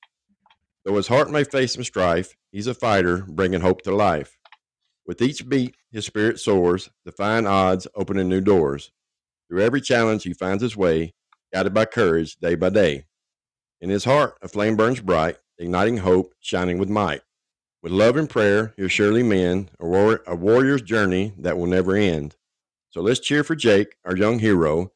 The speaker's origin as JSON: {"language": "English", "town": "Nashville", "region": "Tennessee", "country": "United States", "said": "I'm from Nashville, Tennessee"}